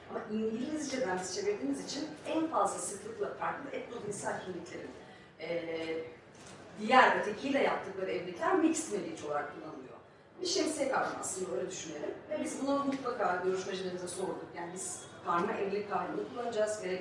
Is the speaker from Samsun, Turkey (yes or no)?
no; Büyükada, Istanbul, Turkey; E, ben Büyükada'da büyüdüm.